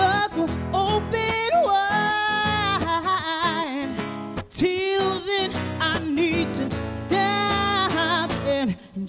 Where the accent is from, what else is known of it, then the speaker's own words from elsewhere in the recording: South Carolina, United States; also born or lived in Atlanta; now in Nashville, United States; I was living in Atlanta before I moved to Nashville 5 years ago. And I'm originally from South Carolina. And only when I say South Carolina does a twang come out.